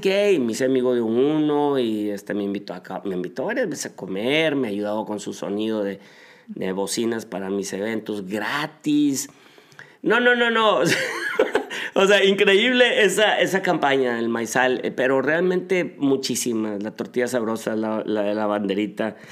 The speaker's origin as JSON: {"language": "Spanish", "town": "Monterrey", "region": "Nuevo León", "country": "Mexico", "tie": "born or raised there", "moved": "as an adult", "lives_now": "Atlanta, United States", "said": "vengo de Monterrey"}